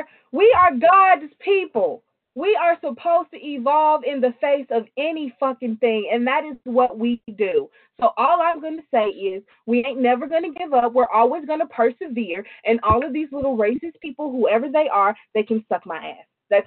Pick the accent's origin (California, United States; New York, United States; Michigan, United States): New York, United States; I'm from New York.